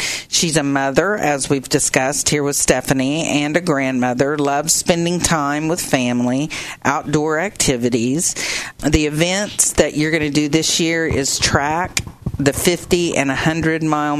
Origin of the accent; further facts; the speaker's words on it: Ada, Oklahoma, United States; growing up in Ada.